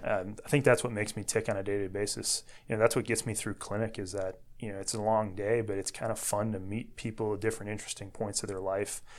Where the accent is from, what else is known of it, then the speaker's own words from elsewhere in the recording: Dyer, Indiana, United States; moved away as an adult; now in Chicago, United States; I grew up in Northwest Indiana. I was born and raised in Dyer.